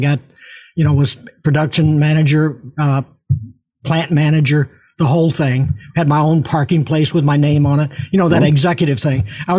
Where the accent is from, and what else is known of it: Chicago, Illinois, United States; born or raised there; also born or lived in Kentucky